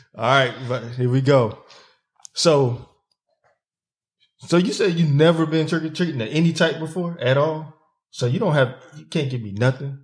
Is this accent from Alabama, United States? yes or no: no; Zebulon, North Carolina, United States; my hometown in Zeppelin